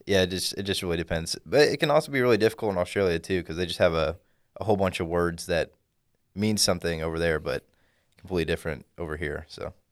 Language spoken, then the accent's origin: English; Dallas, Texas, United States; from the Dallas area, grew up here all my life